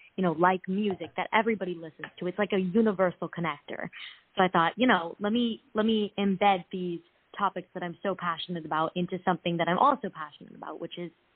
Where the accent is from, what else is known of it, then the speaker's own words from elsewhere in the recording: Los Angeles, California, United States; I've actually lived in L.A. pretty much my entire life